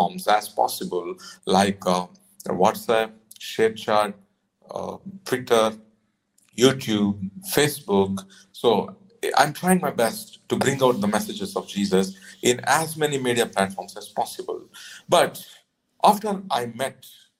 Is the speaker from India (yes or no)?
yes; Nellore, Andhra Pradesh, India; from Nellore, India.